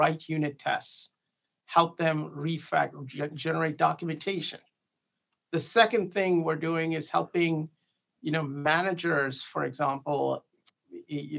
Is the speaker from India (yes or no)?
yes; India; moved away as an adult; I grew up overseas. I grew up in India.